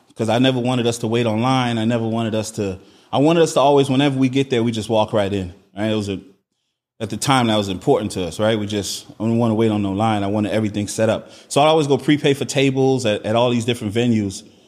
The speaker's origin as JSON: {"language": "English", "town": "Miami", "region": "Florida", "country": "United States", "tie": "born or raised there", "also_born_or_lived": "New Orleans / Trinidad (ancestry)", "said": "I was born in New Orleans, but I grew up in Miami, Florida."}